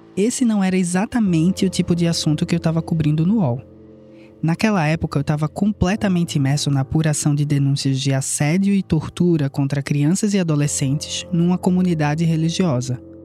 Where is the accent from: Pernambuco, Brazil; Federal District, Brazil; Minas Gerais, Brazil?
Pernambuco, Brazil; Não sei se dá para perceber fácil pelo sotaque, mas eu e ele somos pernambucanos